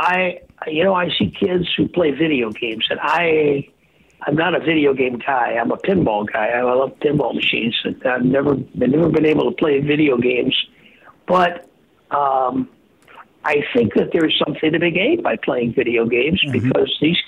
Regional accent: Earlville, Illinois, United States; moved away; I went back to my hometown in Earlville

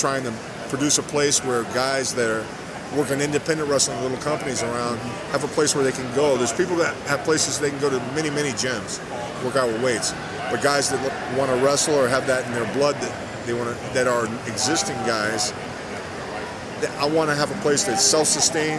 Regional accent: Miami, Florida, United States; I'm from Miami, Florida, where I'm born, raised

